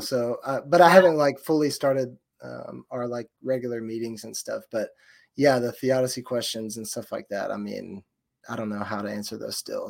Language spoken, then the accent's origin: English; Georgia, United States; I'm from Georgia.